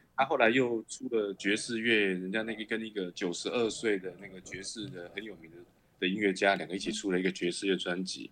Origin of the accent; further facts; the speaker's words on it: Chiayi, Taiwan; 我是嘉义人